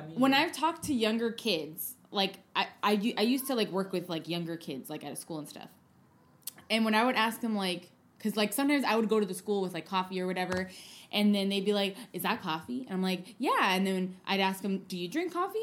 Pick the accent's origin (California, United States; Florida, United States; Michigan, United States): California, United States; San Francisco; also born or lived in Oakland; I'm born and raised here